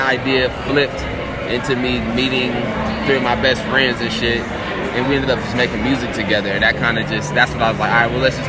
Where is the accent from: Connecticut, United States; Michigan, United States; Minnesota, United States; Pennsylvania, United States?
Minnesota, United States; Minneapolis; Here, Minneapolis. Southside, for sure.